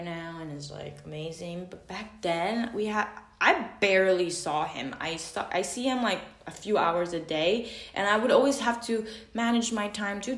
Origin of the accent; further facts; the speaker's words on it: Macau; I'm from Macau